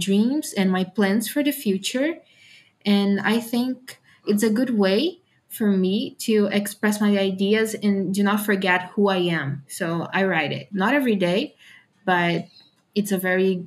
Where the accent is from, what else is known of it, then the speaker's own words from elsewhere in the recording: Camaçari, Bahia, Brazil; I'm from the city of Camaçari, that is a city close next to Salvador, in Bahia.